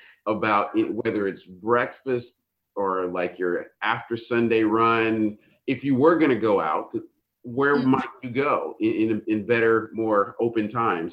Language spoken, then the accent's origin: English; Northern California, United States; as a Californian, eh, I grew up in Northern California